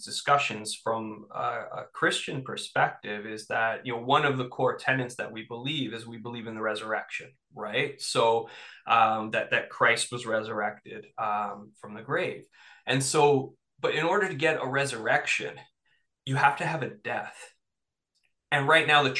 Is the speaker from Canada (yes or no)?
yes; Toronto, Ontario, Canada; born or raised there; now in Northumberland County, Canada